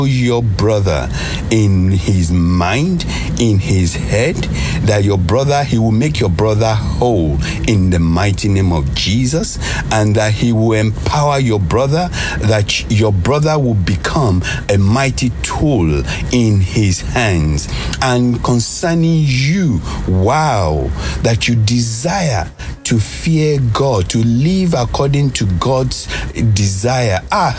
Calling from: London, United Kingdom; I'm calling from London.

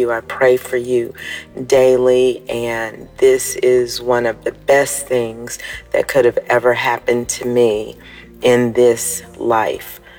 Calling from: Florida, United States; Good morning, Dabsy family. … from Florida

